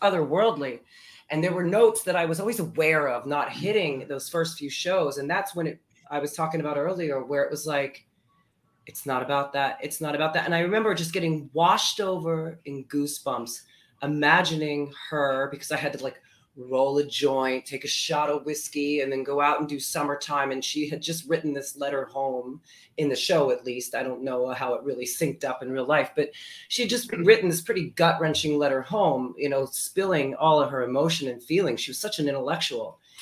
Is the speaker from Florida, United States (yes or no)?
yes; Florida, United States; moved away as an adult; also born or lived in New Brunswick, New Jersey / Fort Lee, New Jersey; now in New York City, United States; I was um, two when we moved to Florida